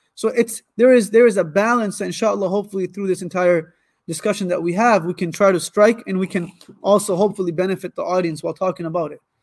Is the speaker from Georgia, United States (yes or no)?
no; Ann Arbor, Michigan, United States; also born or lived in Lansing, Michigan / Karachi, Pakistan; now in Warren, United States; I was born in Lansing, raised my whole life in Ann Arbor, but now we live in a city where our school is. It's called Warren, Michigan